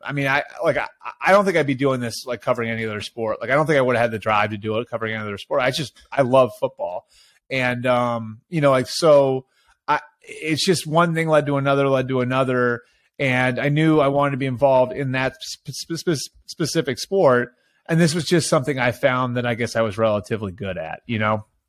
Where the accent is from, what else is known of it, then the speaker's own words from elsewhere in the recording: outside of Boston, Massachusetts, United States; moved away as an adult; also born or lived in Ohio; I grew up outside of Boston.